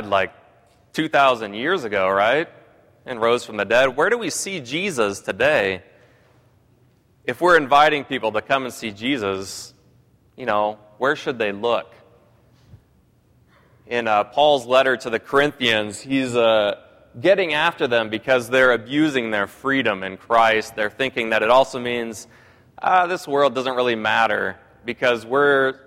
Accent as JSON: {"language": "English", "town": "Pasco", "region": "Washington", "country": "United States", "tie": "born or raised there", "moved": "yes", "said": "I grew up in a town that was also considered the wretched third of the Tri-Cities in Washington State."}